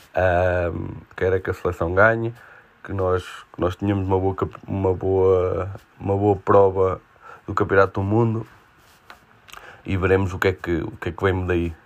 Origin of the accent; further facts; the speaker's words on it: Portugal; Como português